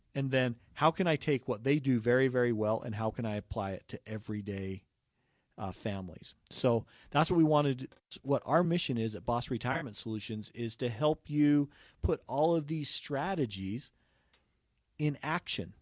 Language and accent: English; Utah, United States; right here in Utah, uh, growing up.